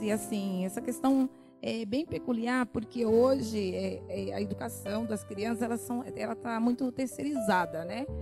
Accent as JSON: {"language": "Portuguese", "region": "Bahia", "country": "Brazil", "moved": "as an adult", "lives_now": "São Paulo, Brazil", "said": "eu vim da Bahia, né? Eu sou baiana. E aí eu vim embora para São Paulo"}